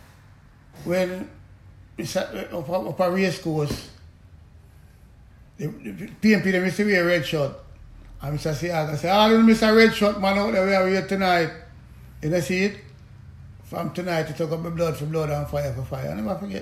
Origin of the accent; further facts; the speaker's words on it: Kingston, Jamaica; I come from Camargo, go to St. Aloysius